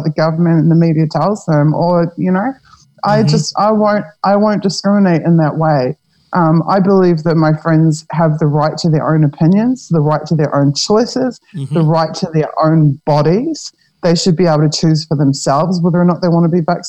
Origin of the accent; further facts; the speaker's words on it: New Zealand; now in Europe; I'm a New Zealander, but I'm in Europe